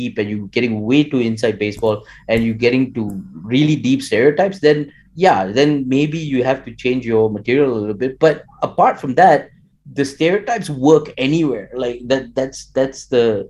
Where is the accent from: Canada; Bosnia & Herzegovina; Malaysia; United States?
Malaysia; my experiences in Malaysia would be very different from someone who grew up in India. Although, you know, we're both Indian genetically